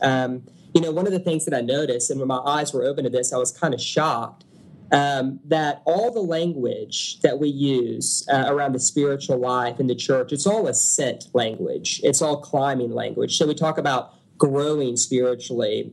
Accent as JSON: {"language": "English", "town": "Beaumont", "region": "Texas", "country": "United States", "lives_now": "Houston, United States", "said": "I'm from Beaumont, Texas originally, um, which is a little bit east of Houston"}